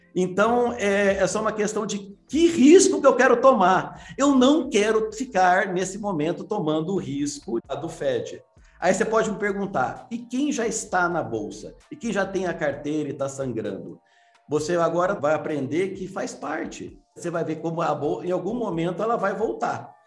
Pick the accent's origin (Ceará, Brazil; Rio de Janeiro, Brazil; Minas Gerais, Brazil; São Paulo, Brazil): Minas Gerais, Brazil; eu sou mineiro